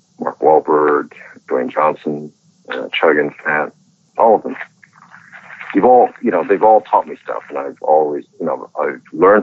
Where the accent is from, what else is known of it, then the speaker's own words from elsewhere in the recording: Hong Kong; I'm from Hong Kong